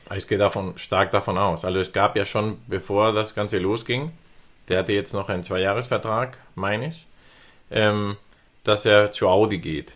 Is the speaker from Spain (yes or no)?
yes; Spain; moved away; als Spanier